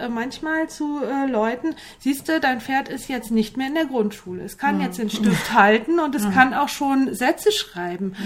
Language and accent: German; near Limburg, Hesse, Germany; ich komme ja aus Hessen äh, in Richtung Limburg, da so im 50-Kilometer-Kreis